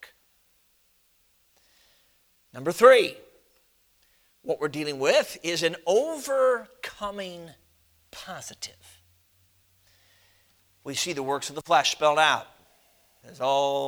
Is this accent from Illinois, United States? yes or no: yes; Chicago, Illinois, United States; moved away as an adult; now in Michigan, United States; I've been based out of Michigan since 98, but I grew up in Chicago.